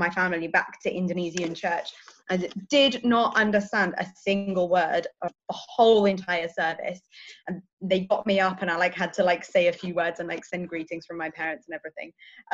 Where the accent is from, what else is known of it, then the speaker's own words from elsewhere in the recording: South of England, United Kingdom; now in Leeds, United Kingdom; I'm from the south